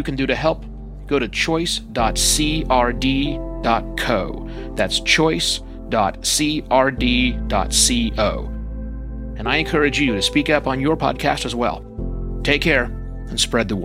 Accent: Oklahoma, United States; I was born in Oklahoma, and I was raised, at least in my teenaged years, in a very small town that had no black people in it

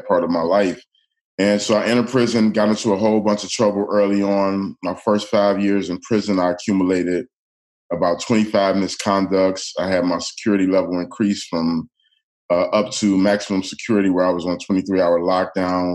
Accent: Detroit, Michigan, United States; I grew up in the city of Detroit

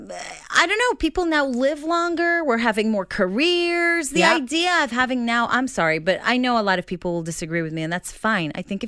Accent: Israel; first language Hebrew; English is a second language; moved away; I'm going to go back home. And I mean, we were going to go in April anyway for Passover. So I might as well do a show. But I have to do it in Hebrew, which I know should be easy, right? Because it's my first language.

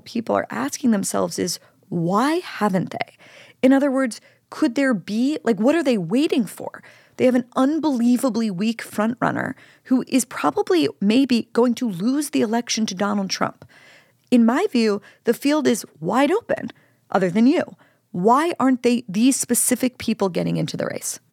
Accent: Pennsylvania, United States; my home state, Pennsylvania

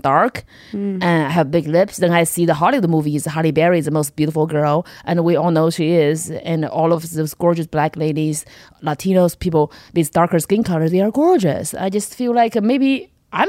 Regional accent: China; English is a second language; moved away as an adult; also born or lived in Kentucky, United States / Los Angeles, United States; now in United States; I was born in China in the 90s.

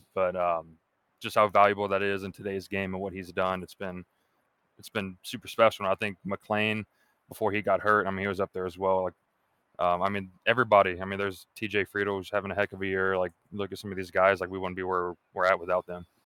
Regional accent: Atlanta, Georgia, United States; moved away as an adult; now in Kentucky, United States; I grew up in Atlanta, I love it, but it's it's a huge city

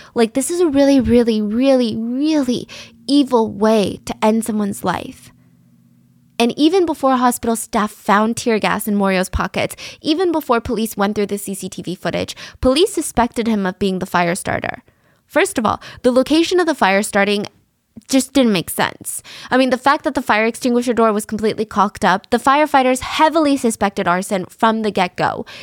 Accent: United States; I'm American. I live in America

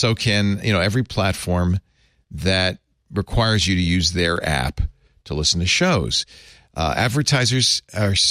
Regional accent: New York, United States; I grew up in New York

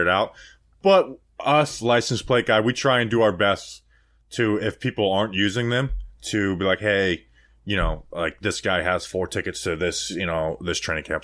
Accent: Florida, United States; born or raised there

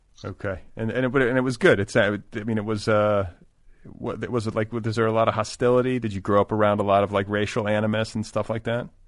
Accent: United States; also born or lived in Milwaukee, Wisconsin / Indiana; now in Los Angeles, United States; first part of my childhood was in Milwaukee. The second part was in Indiana.

